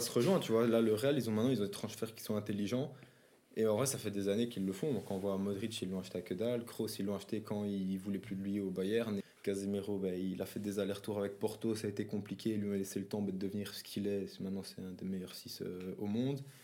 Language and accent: French; Belgium; nous, comme en tant que Belges